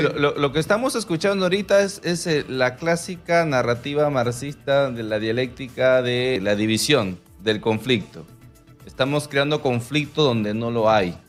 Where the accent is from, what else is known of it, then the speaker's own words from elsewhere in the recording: Iquitos, Loreto, Peru; Yo he nacido en Iquitos, he crecido en Iquitos, conozco la pobreza